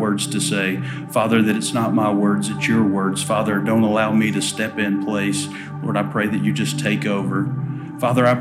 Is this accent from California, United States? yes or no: no; Alabama, United States; accent: drawl; I am from Alabama.